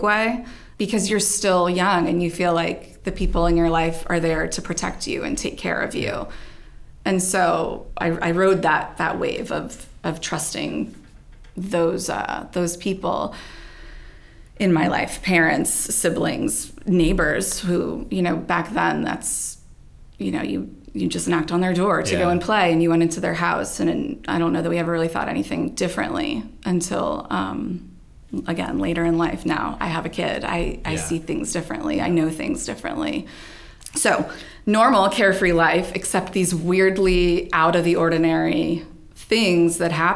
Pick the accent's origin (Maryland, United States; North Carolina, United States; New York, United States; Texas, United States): Maryland, United States; also born or lived in New Jersey; moved to Maryland when I was 3. But from there, that's where I stayed.